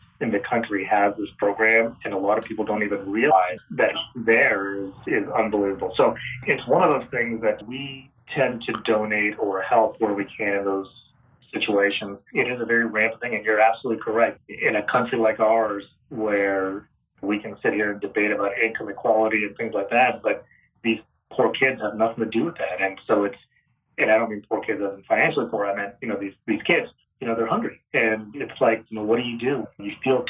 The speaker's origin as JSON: {"language": "English", "town": "Phoenix", "region": "Arizona", "country": "United States", "tie": "born or raised there", "also_born_or_lived": "Vancouver, Washington", "moved": "as an adult", "lives_now": "Los Angeles, United States", "said": "I grew up in Phoenix."}